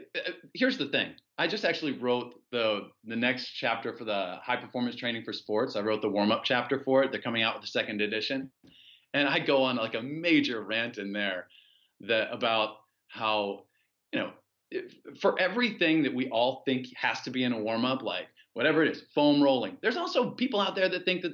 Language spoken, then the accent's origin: English; United States; moved away as an adult; also born or lived in China; being an American citizen